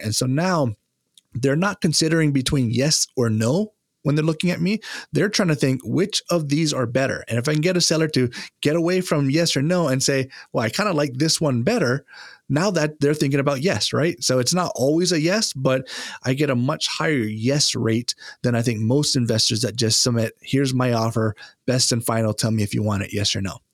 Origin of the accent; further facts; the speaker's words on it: Hawaii, United States; also born or lived in Japan; now in East Coast, United States; growing up in Hawaii, uh, Japanese is, uh, a language that we learn in school